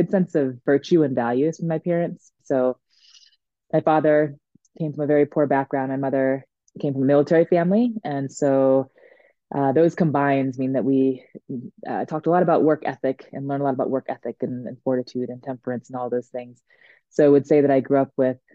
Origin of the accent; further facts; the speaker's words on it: Maryland, United States; moved away as an adult; also born or lived in New England / Washington, District of Columbia, United States; now in Denver, United States; I was born and raised in Maryland